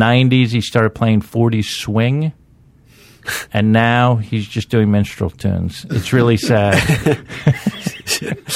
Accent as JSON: {"language": "English", "town": "Washington", "region": "District of Columbia", "country": "United States", "tie": "born or raised there", "said": "I grew up in Washington, D.C."}